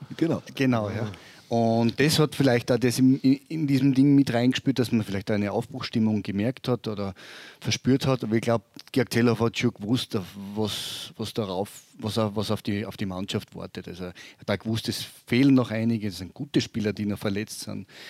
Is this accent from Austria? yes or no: yes; Graz, Styria, Austria; now in Vorarlberg, Austria; ich bin ein Steirer, muss ich immer darauf hinweisen, na na, ich bin ein Grazer